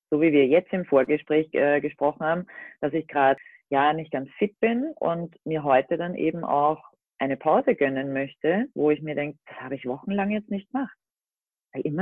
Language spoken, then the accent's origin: German; Austria; ich komme aus Österreich, bin seit knapp drei Jahren mit meinem Minicamper Baloo unterwegs